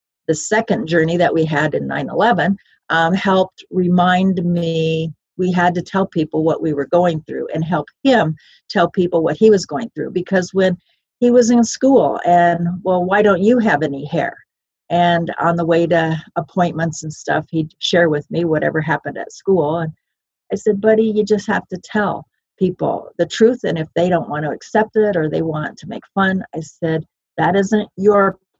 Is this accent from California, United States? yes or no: no; Iowa, United States; moved away; also born or lived in Colorado; it started in Iowa. My parents adopted me July 3rd.